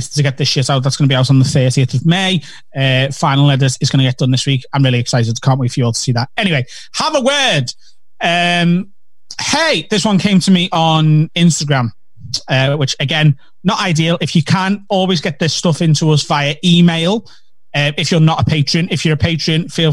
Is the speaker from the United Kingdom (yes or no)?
yes; Liverpool, North West England, United Kingdom; accent: Scouse; I'm from Liverpool. I'm more Celtic than you